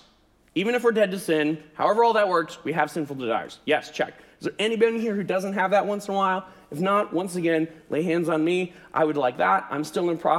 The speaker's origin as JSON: {"language": "English", "country": "United States", "said": "I'm an American"}